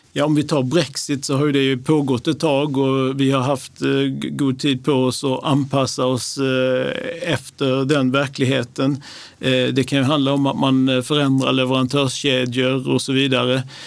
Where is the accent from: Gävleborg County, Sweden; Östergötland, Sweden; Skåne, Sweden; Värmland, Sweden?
Skåne, Sweden; Lund; now in Stockholm, Sweden; min bakgrund är att jag är uppväxt i Lund